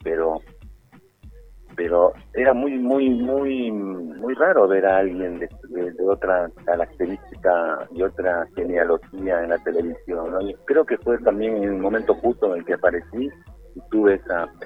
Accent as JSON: {"language": "Spanish", "country": "Peru", "tie": "born or raised there", "said": "un recorrido por parte de mi infancia acá en Perú"}